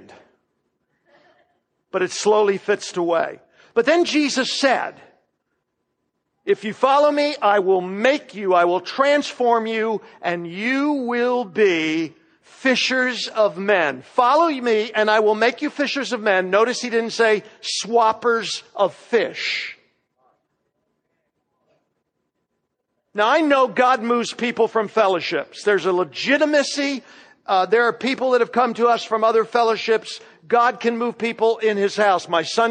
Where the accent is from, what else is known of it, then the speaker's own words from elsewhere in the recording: Florida, United States; now in Knoxville, United States; what I grew up with in Florida